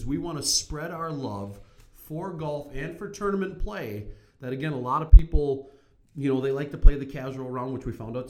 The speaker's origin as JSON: {"language": "English", "town": "Silver Bay", "region": "Minnesota", "country": "United States", "tie": "born or raised there", "said": "I grew up in Silver Bay, Minnesota, and because my dad was a Baptist preacher, the family got membership."}